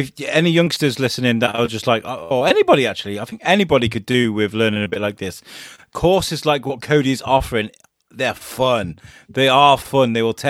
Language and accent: English; Ireland; Yeah, I'm Irish, so we used to eat potatoes and pray to the pagan gods.